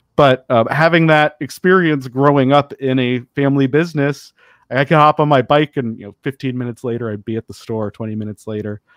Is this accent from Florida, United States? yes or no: no; Denver, Colorado, United States; I grew up in Denver